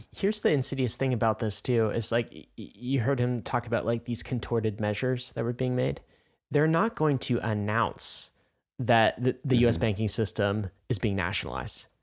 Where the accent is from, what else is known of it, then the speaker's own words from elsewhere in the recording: United States; I'm an American